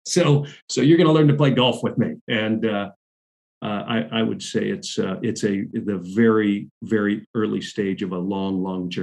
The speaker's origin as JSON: {"language": "English", "region": "Southern California", "country": "United States", "tie": "born or raised there", "said": "I grew up in Southern California"}